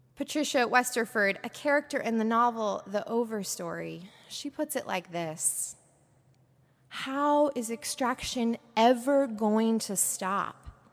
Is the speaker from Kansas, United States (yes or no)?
no; Portland, Oregon, United States; moved away; with my family in Portland, Oregon, where I grew up